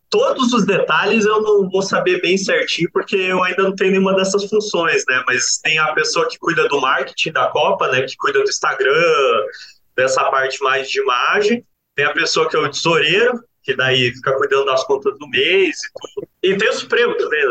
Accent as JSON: {"language": "Portuguese", "town": "Curitiba", "region": "Paraná", "country": "Brazil", "moved": "as an adult", "lives_now": "Piracicaba, Brazil", "said": "eu sou de Curitiba"}